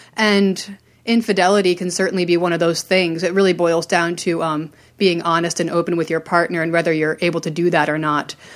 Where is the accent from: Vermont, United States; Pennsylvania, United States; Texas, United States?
Vermont, United States; rural; also born or lived in Maryland; I grew up in Maryland until I was about eight, and then I moved to rural Vermont